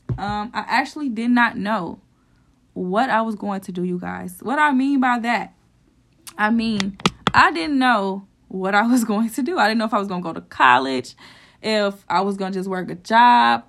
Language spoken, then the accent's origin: English; St. Louis, Missouri, United States; my hometown, which is Saint Louis